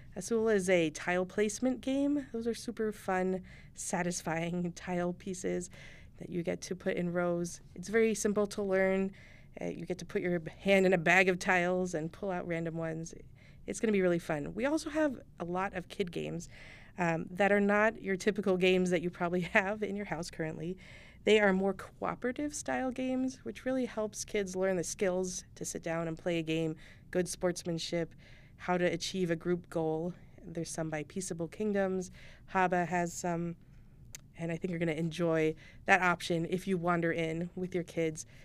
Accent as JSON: {"language": "English", "town": "Chandler", "region": "Arizona", "country": "United States", "tie": "born or raised there", "also_born_or_lived": "Northwest", "moved": "yes", "said": "I grew up in Chandler. I'm back in Chandler after a hiatus in the Northwest"}